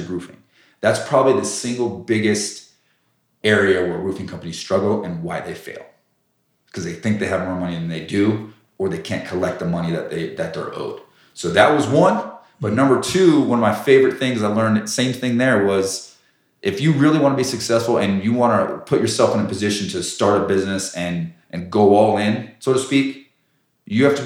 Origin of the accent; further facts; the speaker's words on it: Colorado Springs, Colorado, United States; I knew growing up in Colorado Springs, there was hail every year